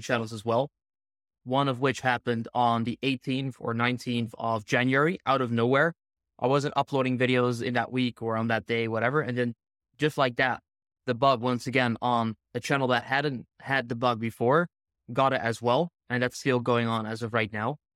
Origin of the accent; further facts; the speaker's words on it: Netherlands; I'm from the Netherlands